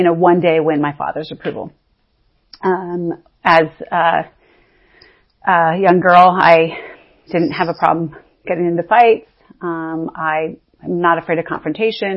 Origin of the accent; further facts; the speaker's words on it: Northern California, United States; I was born in Northern California to a very strong, independent woman